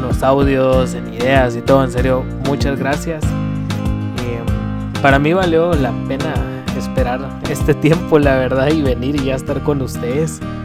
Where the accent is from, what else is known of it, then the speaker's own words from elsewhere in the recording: Guatemala; tengo 26 años, soy guatemalteco